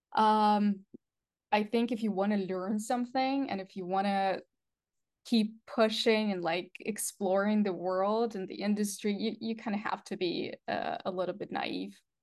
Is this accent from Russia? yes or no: yes; Russia; English is a second language; moved away; I'm originally from Russia, um, actually Russian Ukrainian